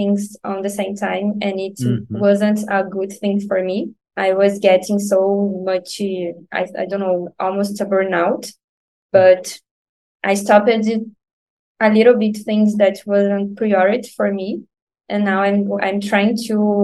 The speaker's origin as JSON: {"language": "English", "town": "Nova Iguaçu", "region": "Rio de Janeiro", "country": "Brazil", "second_language": "English", "said": "I've never lived near to my job because I'm from Nova Iguaçu, and usually I've worked at Rio de Janeiro, the center, the main city"}